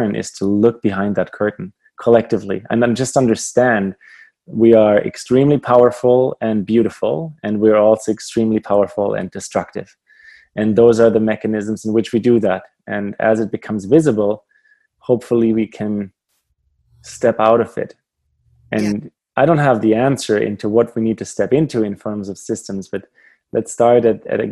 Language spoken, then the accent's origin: English; Germany; moved away as an adult; now in Canada; as a kid growing up in Germany